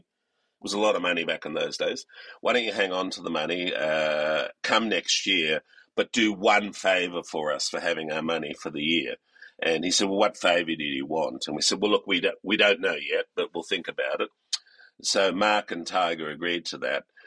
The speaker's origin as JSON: {"language": "English", "country": "Australia", "tie": "born or raised there", "moved": "as an adult", "said": "I come from Australia. Uh, I went to school in Australia and uh, university in Australia"}